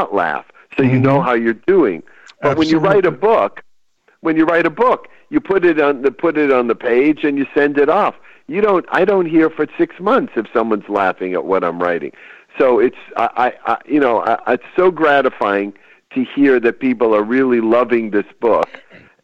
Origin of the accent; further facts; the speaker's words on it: Chelsea, Massachusetts, United States; now in California, United States; I was back home in my hometown, which is a small town just outside of Boston called Chelsea, Massachusetts